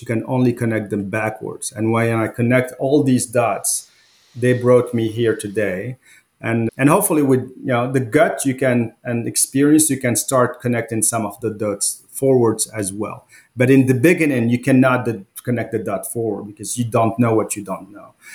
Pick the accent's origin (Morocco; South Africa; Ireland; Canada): Morocco; also born or lived in France; now in United States; I grew up in Morocco. It's a small country in North Africa.